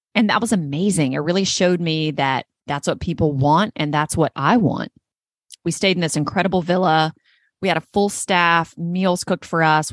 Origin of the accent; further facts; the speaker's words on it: North Carolina, United States; North Carolina is my home state. It's where I was born and raised.